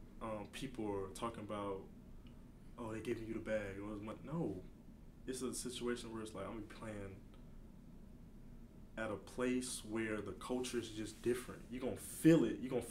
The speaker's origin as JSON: {"language": "English", "town": "Baton Rouge", "region": "Louisiana", "country": "United States", "tie": "born or raised there", "said": "I play at my hometown. I play at LSU."}